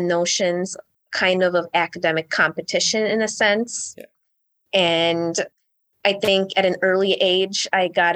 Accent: Wisconsin, United States; also born or lived in Michigan / Milwaukee; And then ever since, I've lived in Wisconsin.

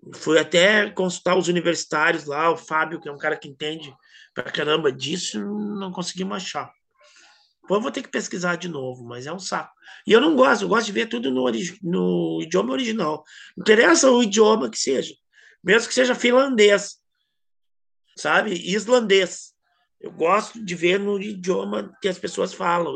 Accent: Brazil; eu sou brasileiro

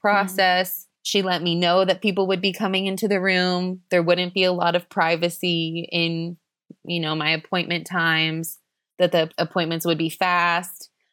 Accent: Florida, United States; moved away as an adult; now in Chengdu, China; we're from the U S, we're from Florida, the Sunshine

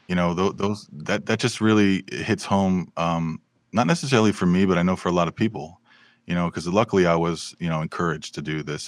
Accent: Bristol, Connecticut, United States; now in Burbank, United States; I was raised in Bristol, Connecticut.

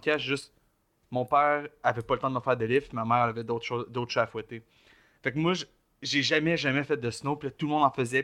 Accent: Joliette, Quebec, Canada; je viens de Joliette, un peu plus, tu rural, dans, dans, le pit de fucking Lanaudière

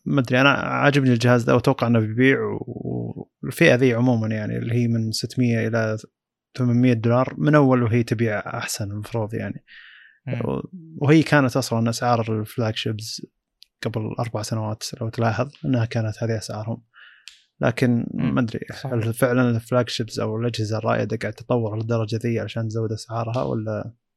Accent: Saudi Arabia; عندنا في السعوديه

